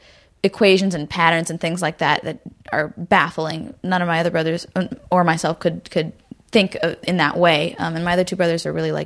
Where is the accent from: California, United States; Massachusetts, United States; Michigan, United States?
California, United States; Garden Grove; also born or lived in Burbank / Hollywood; I was born in Garden Grove in Orange County, and lived there my whole life until I moved to Burbank when I was like 17